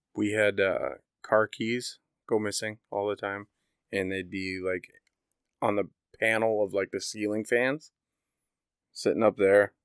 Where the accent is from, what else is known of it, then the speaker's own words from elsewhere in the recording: Indiana, United States; I grew up in Indiana